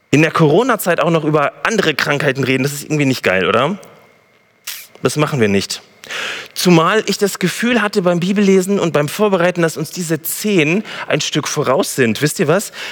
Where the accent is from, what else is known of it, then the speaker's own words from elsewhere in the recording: Gütersloh, North Rhine-Westphalia, Germany; ich komme aus Gütersloh